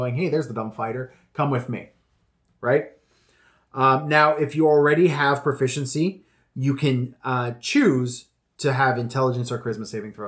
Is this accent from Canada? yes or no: yes; Western Canada, Canada; I'm from Western Canada